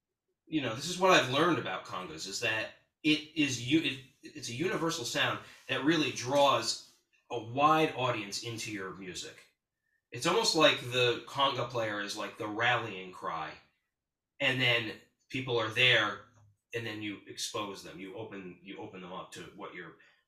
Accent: Hudson, New York, United States; now in Brooklyn, United States; Well, I moved around a lot. So I'm from Hudson, New York.

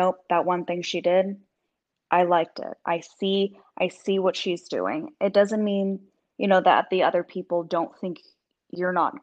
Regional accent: Texas, United States; moved away as an adult; also born or lived in London; now in Sydney, Australia; I'm mostly from Texas

